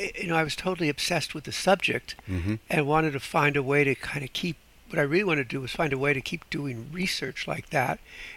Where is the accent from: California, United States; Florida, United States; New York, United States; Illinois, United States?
California, United States; Los Angeles; moved away as an adult; I grew up in Los Angeles.